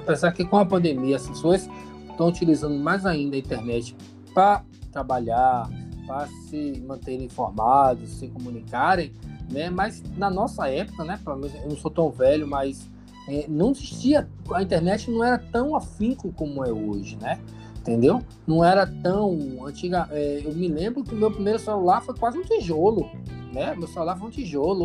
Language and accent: Portuguese; Brazil; a gente é brasileiro